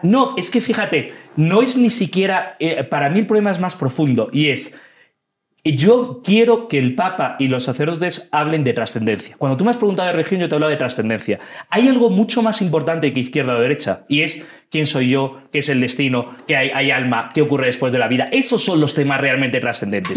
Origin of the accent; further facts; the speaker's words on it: Madrid, Community of Madrid, Spain; moved away as an adult; now in Ecuador; soy eh, orgullosamente español y madrileño